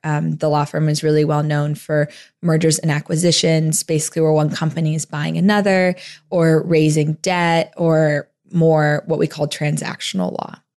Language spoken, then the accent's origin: English; Tempe, Arizona, United States; I grew up in Phoenix, Arizona, outside of Phoenix in Tempe, Arizona